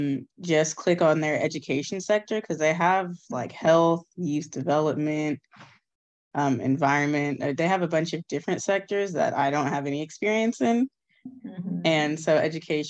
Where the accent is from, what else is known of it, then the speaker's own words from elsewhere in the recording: Austin, Texas, United States; I'm from Austin.